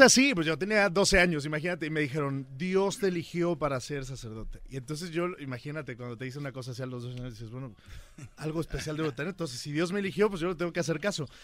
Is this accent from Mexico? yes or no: yes; Huamantla, Tlaxcala, Mexico; Yo vengo de Tlaxcala, como lo hablamos, de un pueblo pequeño que se llama Huamantla, y crecí ahí